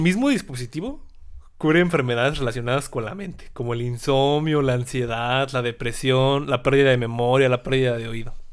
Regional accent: Mexico; nosotros los mexicanos

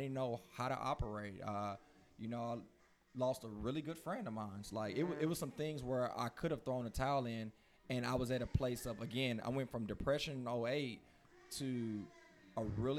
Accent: Houston, Texas, United States; because I grew up in East Houston, so that's, like, by Mobil, Shell, Exxon.

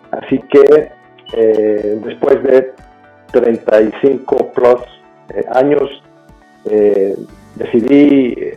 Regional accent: Puebla, Mexico; yo, yo, yo, nací en México y me crié en Puebla.

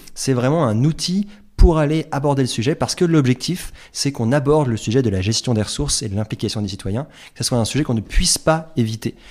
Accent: Paris, Île-de-France, France; moi, je suis parisien

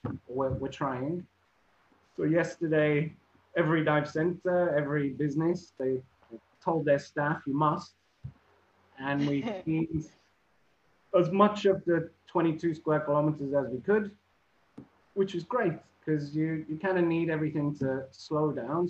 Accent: Liverpool, North West England, United Kingdom; But I'm actually born and raised in Liverpool, which causes problems because Liverpool people, like everyone, they're proud of their city and their culture and everything.

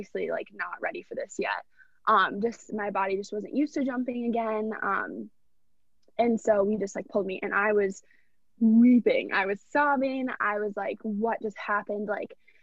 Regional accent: Minnetonka, Minnesota, United States; I'm from Minnetonka, Minnesota, right outside of Minneapolis. I live at home with my parents

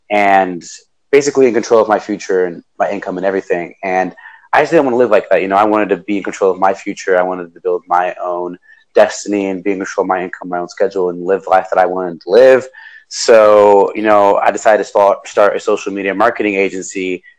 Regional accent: Dominican Republic; I'm originally from Dominican Republic, so my mom owns some land out there, and she was she's a landlord.

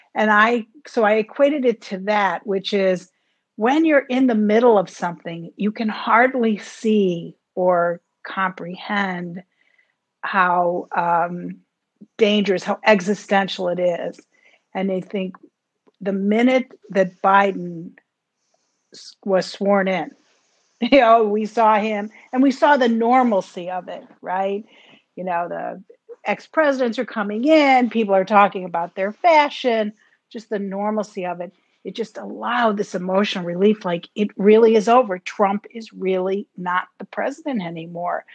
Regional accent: United States; as an American

